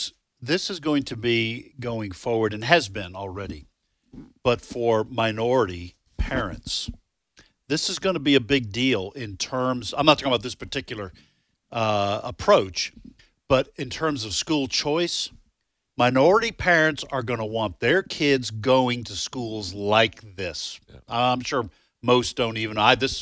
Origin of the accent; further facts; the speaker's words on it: New England, United States; When I was growing up in New England, we called it gravy.